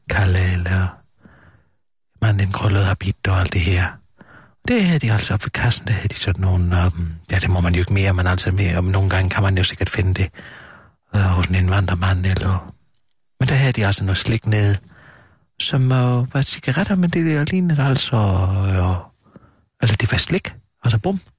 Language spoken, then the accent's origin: Danish; Southern Denmark, Denmark; det er vi, altså det er nede i Sønderjylland, hvor jeg kommer fra.